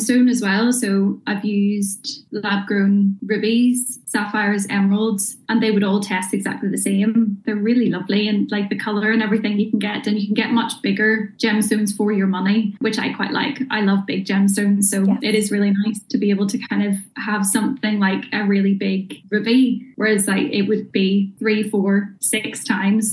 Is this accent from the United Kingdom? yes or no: yes; Bangor, Northern Ireland, United Kingdom; I'm originally from Bangor